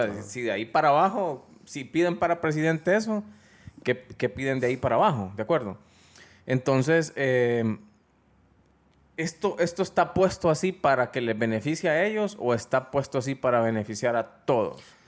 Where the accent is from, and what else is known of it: Honduras